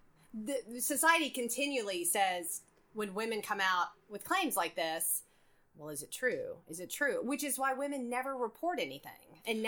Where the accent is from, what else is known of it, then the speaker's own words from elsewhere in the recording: Concord, North Carolina, United States; I grew up in Concord, North Carolina, which is kind of similar to Alabama.